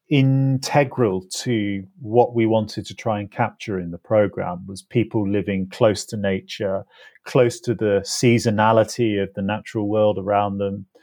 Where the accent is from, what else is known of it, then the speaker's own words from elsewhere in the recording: England, United Kingdom; So, growing up in England, I was used to everything being divided, the natural world around me being divided up.